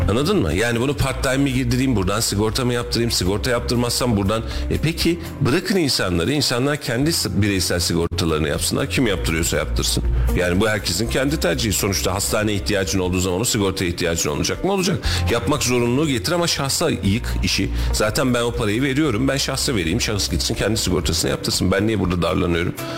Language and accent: Turkish; Kayseri Province, Turkey; born or raised there